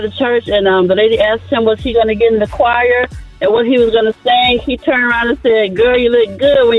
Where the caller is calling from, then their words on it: Florida, United States; I'm calling from Florida.